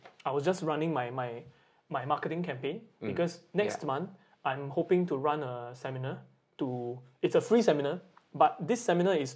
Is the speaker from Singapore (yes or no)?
yes; Singapore; now in Japan; I'm from Singapore, and those of you who have not been to Singapore, it's a very sunny island, and we really can see blue skies most of the time